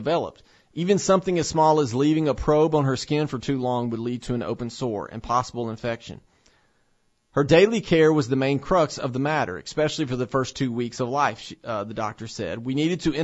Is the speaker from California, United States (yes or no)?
no; Tennessee, United States; here in my home state of Tennessee